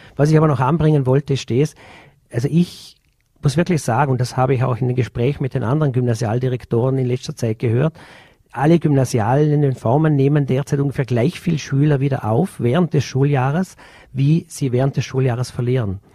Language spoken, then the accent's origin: German; Bludenz district, Vorarlberg, Austria; ich komme aus dem Bezirk Blodens und wir in Blodens sind jetzt ein ländlicher Bezirk